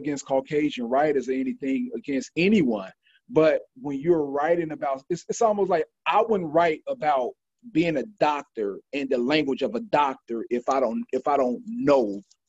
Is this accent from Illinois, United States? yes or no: yes; Chicago, Illinois, United States; I'm from the West Side. I grew up in Uptown, back to the West Side, and these some of the worst places, you know, in Chicago